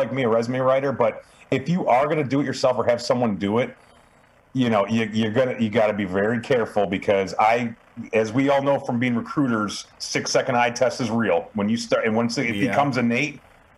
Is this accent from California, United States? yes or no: no; Cleveland, Ohio, United States; now in Wilmington, United States; I grew up in Cleveland